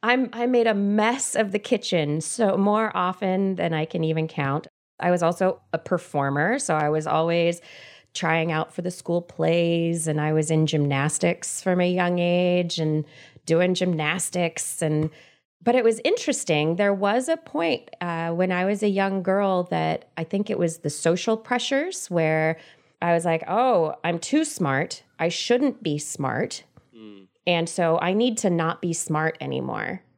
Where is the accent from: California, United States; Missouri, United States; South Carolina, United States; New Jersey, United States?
California, United States; Central Valley of; I grew up in the Central Valley of California in a big old house in the middle of a bunch of fields